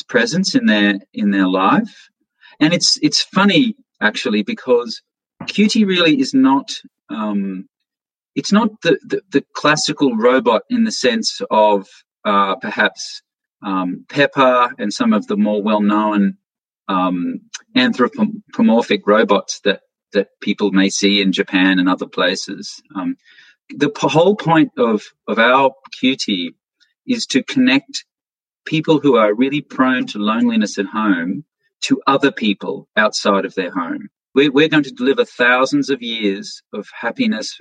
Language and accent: English; Australia; now in United States; I'm originally an Australian, and I live in the United States, and I travel back to Australia.